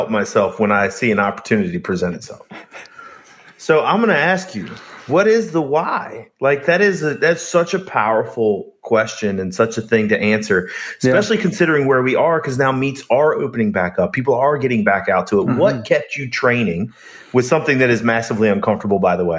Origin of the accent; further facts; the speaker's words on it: United States; as an American